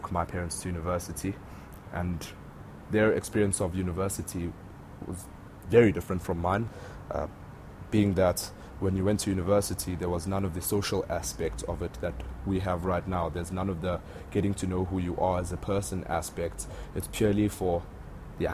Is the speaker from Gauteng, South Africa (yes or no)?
no; Vryheid, KwaZulu-Natal, South Africa; moved away as an adult; now in Johannesburg, South Africa; I'm from a small town in the north of KwaZulu-Natal called Vryheid.